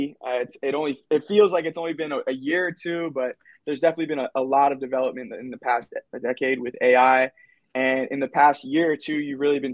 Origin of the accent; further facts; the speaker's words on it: Pompano Beach, Florida, United States; I was growing up in Pompano Beach